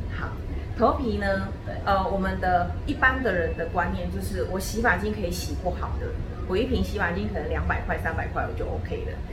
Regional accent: Taiwan; 我们台湾人

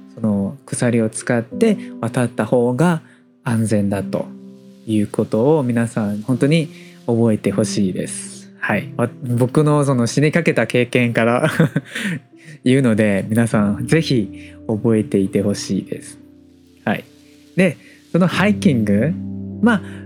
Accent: Taiwan; Japanese is a second language

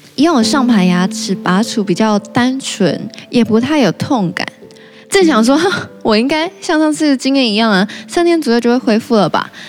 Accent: Taichung, Taiwan; now in Taipei, Taiwan; 我老家在台中

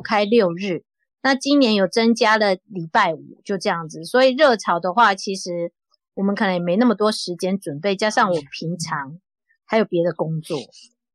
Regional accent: Taiwan; moved away as an adult; now in Osaka, Japan; 我们台湾人

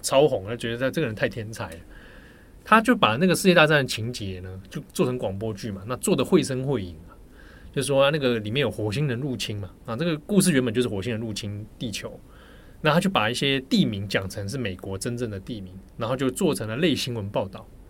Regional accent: Taipei, Taiwan; 我小时候，我童年成长其实是在北投的阳明山那个山区里面

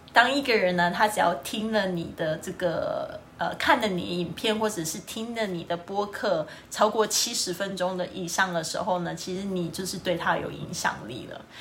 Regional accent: Kaohsiung, Taiwan; 我的家乡，这是高雄，美丽的高雄

